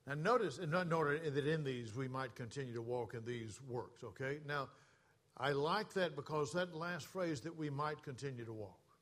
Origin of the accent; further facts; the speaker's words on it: the South, United States; moved away as an adult; I was born and raised in the South.